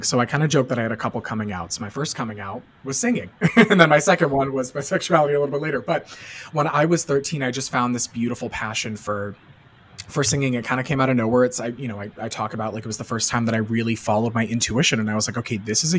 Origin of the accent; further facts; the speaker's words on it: Boston, Massachusetts, United States; I'm from the Boston area.